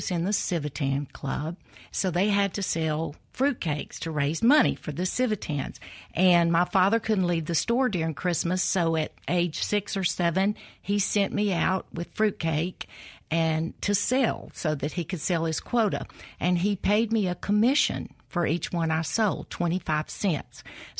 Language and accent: English; Columbus, Mississippi, United States; It is. It's still home. Yeah. I was born and reared in Columbus, Mississippi.